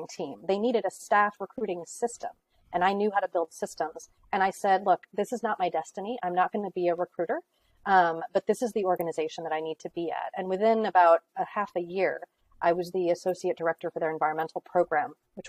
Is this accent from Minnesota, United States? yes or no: no; California, United States; also born or lived in Greenwich, Connecticut; now in Connecticut, United States; I grew up in California